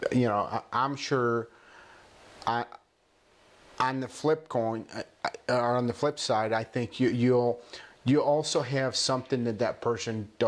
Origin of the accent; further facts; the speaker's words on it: Mexico; first language Spanish; English is a second language; moved away; my first language is Spanish. You know, I was born and raised, I grew up in Mexico. And so English is a second language.